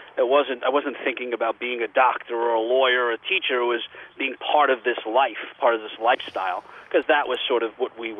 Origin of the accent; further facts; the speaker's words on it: New York City, New York, United States; I grew up in Bensonhurst, Brooklyn